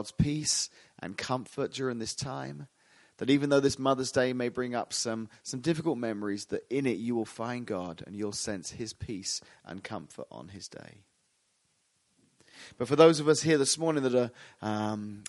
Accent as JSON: {"language": "English", "region": "England", "country": "United Kingdom", "moved": "yes", "said": "I'm from England originally, so you'll hear the word mum a lot today."}